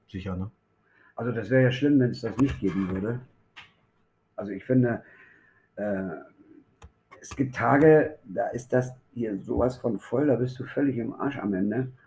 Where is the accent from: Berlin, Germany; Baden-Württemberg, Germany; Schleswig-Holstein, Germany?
Berlin, Germany; born there; moved away as an adult; now in Osnabrück, Germany; ich bin gebürtiger Berliner, ich bin 1978 da weg, bin nach Osnabrück gegangen